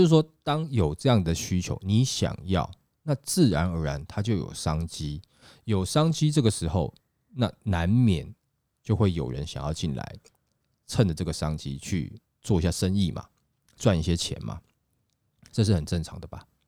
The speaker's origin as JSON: {"language": "Chinese", "country": "Taiwan", "said": "我们台湾人"}